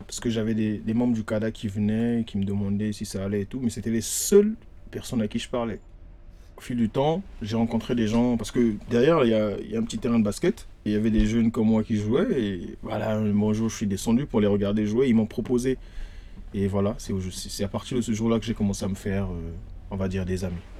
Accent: Brazzaville, Republic of the Congo; moved away as an adult; now in Paris, France; Je suis congolais de Brazzaville

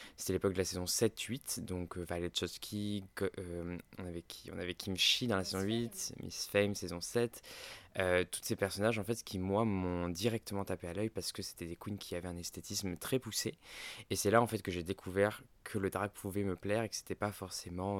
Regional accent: Ardèche, Auvergne-Rhône-Alpes, France; J'ai grandi en Ardèche

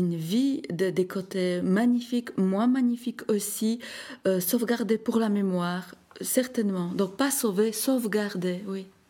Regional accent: Slovakia; moved away; mon exposition organisée en Slovaquie, dans ma ville natale

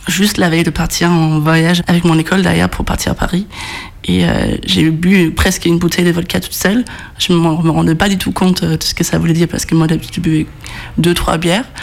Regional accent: Odense, Southern Denmark, Denmark; moved away; Je viens de Odense, très difficile à prononcer. Toute petite euh, ville comparée à la France, en tout cas, même si c'est le troisième ville du Danemark.

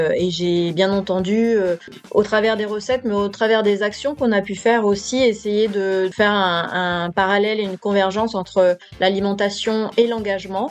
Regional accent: France; je suis née en France

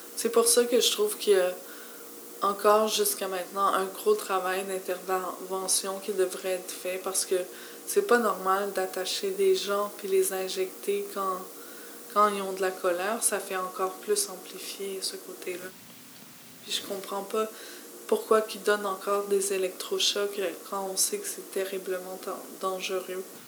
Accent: Montreal, Quebec, Canada; je suis native de Montréal

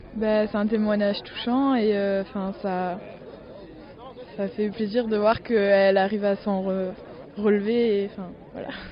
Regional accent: Strasbourg, Grand Est, France; Je viens d'Alsace à Strasbourg. Enfin, euh, j'habite à Strasbourg.

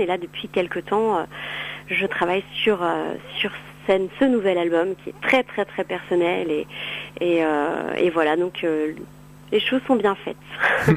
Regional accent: Cannes, Provence-Alpes-Côte d'Azur, France; je suis originaire de Cannes

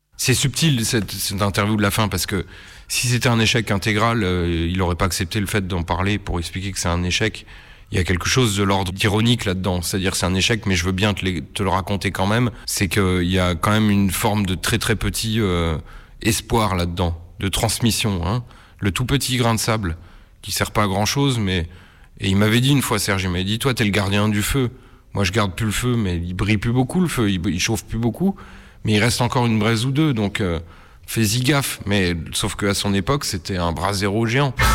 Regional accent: Nancy, Grand Est, France; j'ai grandi à Nancy

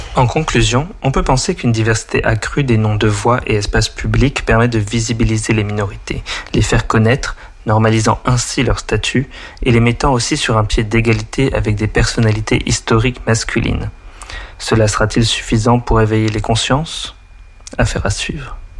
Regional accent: Paris, Île-de-France, France; moved away as an adult; also born or lived in Ireland / Germany; now in Lyon, France; je suis parisien à la base

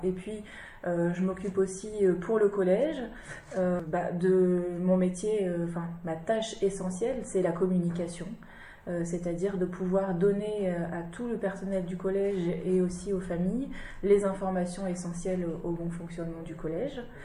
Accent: Lille, Hauts-de-France, France; je suis originaire de Lille, dans le nord.

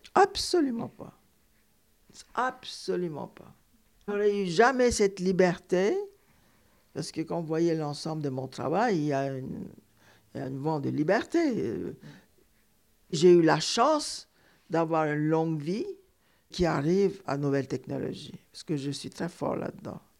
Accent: Istanbul, Turkey; moved away as an adult; also born or lived in Cairo, Egypt; now in Paris, France; Je suis partie d'Istanbul en 1965 à l'âge de 27 ans pour venir m'installer à Paris.

